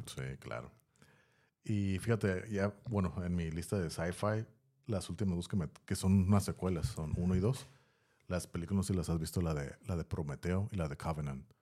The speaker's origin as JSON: {"language": "Spanish", "town": "Tijuana", "region": "Baja California", "country": "Mexico", "tie": "born or raised there", "said": "estaba morro en los, a mediados de los noventas, incluso principios de los noventas, aquí en la área donde estamos, de Tijuana"}